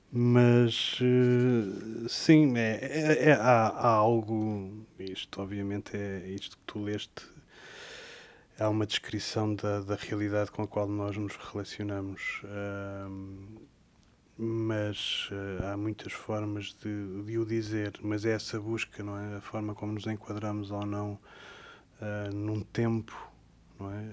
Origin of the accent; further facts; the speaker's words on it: Sintra, Lisbon, Portugal; eu sou de Sintra, de uma, hoje em dia é uma vila que se chama Monte Lavar